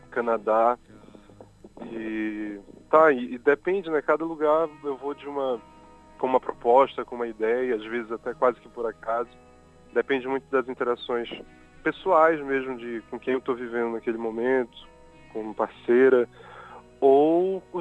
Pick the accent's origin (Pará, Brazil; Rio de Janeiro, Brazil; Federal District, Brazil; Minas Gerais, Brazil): Pará, Brazil; Belém; also born or lived in Macapá; Eu nasci em Macapá, mas eu sou de Belém, né? Porque eu fui morar em Belém aos quatro meses. Meus pais se mudaram quando eu era um bebê. E eu cresci em Belém, enfim, eu sou de Belém, apesar de ter nascido em Macapá.